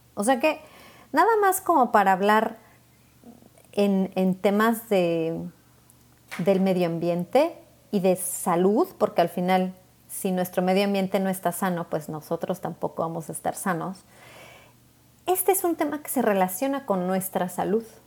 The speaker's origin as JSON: {"language": "Spanish", "country": "Mexico"}